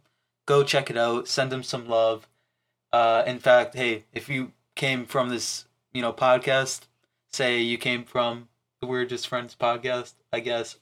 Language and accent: English; Platteville, Wisconsin, United States; I will not do anything because I'm the bigger man, because I'm from Platteville.